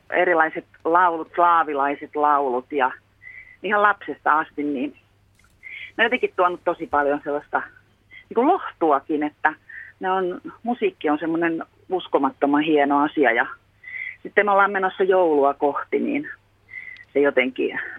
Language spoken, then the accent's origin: Finnish; Finland; born there; Me kiitän joka ilta luojani, että mä oon syntynyt Suomessa